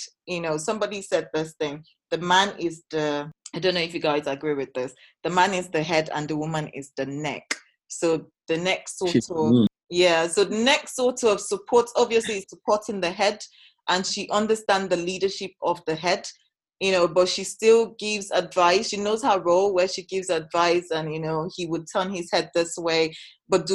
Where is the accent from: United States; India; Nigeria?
Nigeria; Edo; I'm from Edo State. That is how I was brought up.